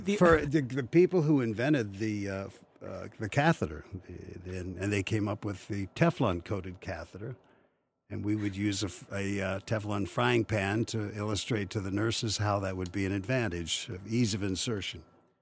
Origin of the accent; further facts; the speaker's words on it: Grampian, Pennsylvania, United States; now in Chicago, United States; I was born in Western Pennsylvania, a place called Grampian, named after the Grampian Hills of Scotland, population 300. One red light and two gas stations. And then we lived there and my family were coal miners.